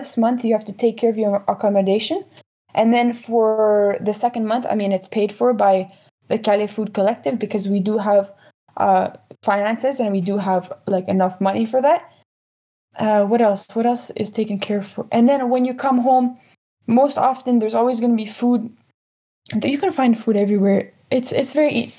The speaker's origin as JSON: {"language": "English", "country": "Canada", "said": "I come from Canada"}